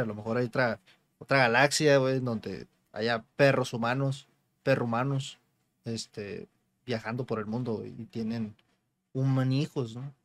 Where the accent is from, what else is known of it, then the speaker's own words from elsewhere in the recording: Mexico; nosotros mexicanos